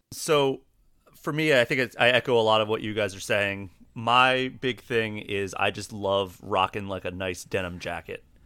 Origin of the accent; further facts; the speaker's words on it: East Coast, United States; moved away as an adult; also born or lived in Austin, Texas / Maryland / Pittsburgh, Pennsylvania; now in Minnesota, United States; I grew up on the East Coast, so, like, Maryland, Pittsburgh